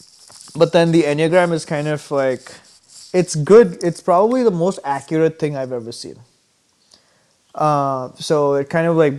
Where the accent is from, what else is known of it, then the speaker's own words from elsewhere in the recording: Mumbai, Maharashtra, India; moved away as an adult; now in Minnesota, United States; growing up in India